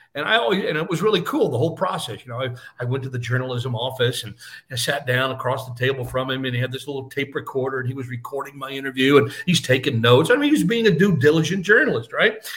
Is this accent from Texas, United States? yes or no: yes; Fort Worth, Texas, United States; moved away as an adult; local uh, newspaper where I grew up in Fort Worth, Texas